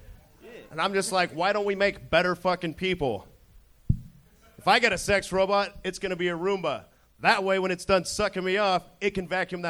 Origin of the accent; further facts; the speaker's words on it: Reno, Nevada, United States; now in Los Angeles, United States; Reno, Nevada.